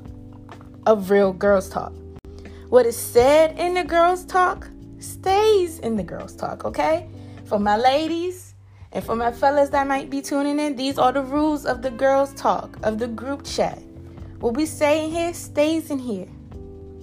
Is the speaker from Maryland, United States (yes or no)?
yes; Prince George's County, Maryland, United States; I'm from Pretty Girl County, Prince George's County